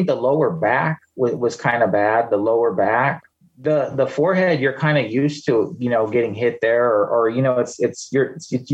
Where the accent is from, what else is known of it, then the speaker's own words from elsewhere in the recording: Bay Area, California, United States; now in Anchorage, United States; I grew up in the Bay Area in California.